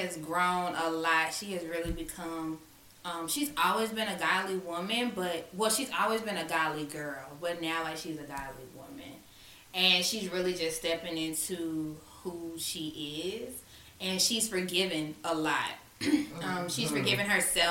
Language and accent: English; Augusta, Georgia, United States; we are from Augusta, Georgia, 706